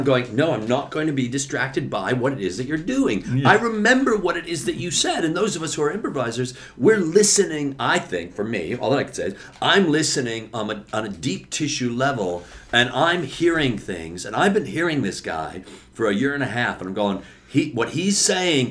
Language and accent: English; Chicago, Illinois, United States; I grew up in Rogers Park.